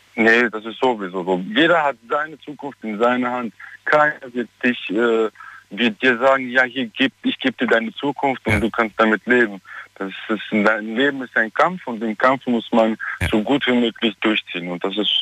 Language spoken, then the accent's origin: German; Germany; moved away as an adult; also born or lived in Armenia / Southern France; ich bin auch in Deutschland aufgewachsen